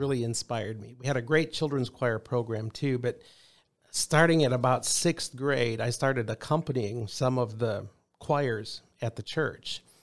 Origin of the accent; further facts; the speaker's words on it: Rock Rapids, Iowa, United States; moved away; we were raised, both my wife and I, in the same hometown. Rock Rapids, Iowa, which is way in the northwest corner of Iowa